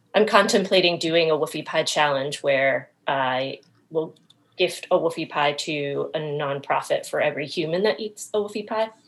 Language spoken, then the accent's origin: English; Maine, United States; moved away; I'm originally from Maine